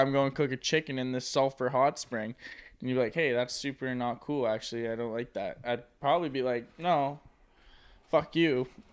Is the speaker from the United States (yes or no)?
no; Ottawa, Ontario, Canada; we're from Ottawa